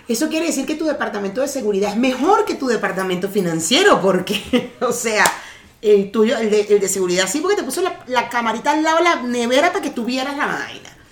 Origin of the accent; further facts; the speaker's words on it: Venezuela; now in Mexico; yo nací en Venezuela